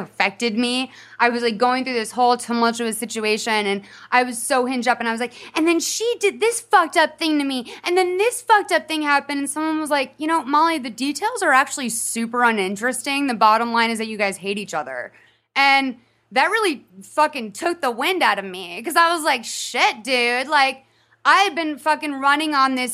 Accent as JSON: {"language": "English", "region": "Massachusetts", "country": "United States", "tie": "born or raised there", "said": "an Irish Catholic girl growing up in Massachusetts."}